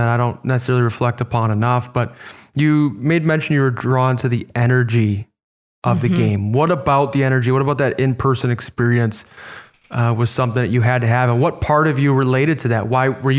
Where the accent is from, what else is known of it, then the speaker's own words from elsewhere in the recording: Orland Park, Illinois, United States; I grew up in Southside Chicago. Orland Park was the name of our suburb